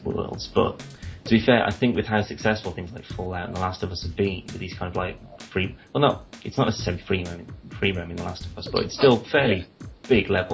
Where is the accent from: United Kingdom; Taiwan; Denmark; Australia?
United Kingdom; England; I'm English